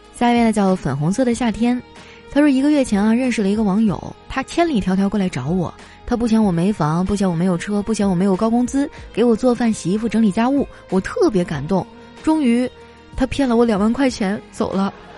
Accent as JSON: {"language": "Chinese", "town": "Qitaihe", "region": "Heilongjiang", "country": "China", "tie": "born or raised there", "moved": "yes", "said": "我老家七台河也没有疫情啊。我爸成天叫我回去啊"}